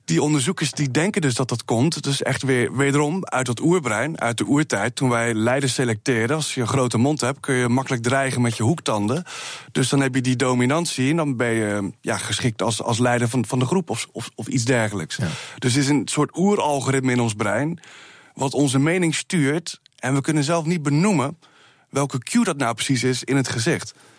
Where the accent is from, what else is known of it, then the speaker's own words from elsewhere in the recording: Rotterdam, South Holland, Netherlands; Ik kom uit Rotterdam